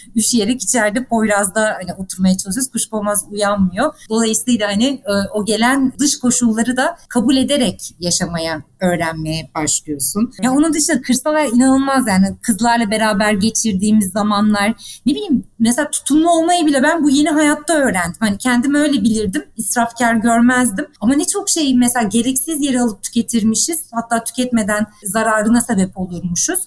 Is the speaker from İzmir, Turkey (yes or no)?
yes; İzmir, Turkey; moved away as an adult; also born or lived in Muğla / Istanbul; ben evet İzmir doğumluyum. İzmirliyim.